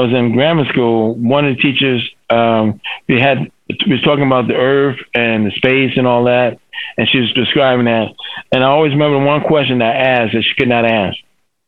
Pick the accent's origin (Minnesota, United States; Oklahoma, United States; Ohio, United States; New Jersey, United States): New Jersey, United States; Newark; I'm from Newark, New Jersey, the largest city in New Jersey. The public system there is not the best.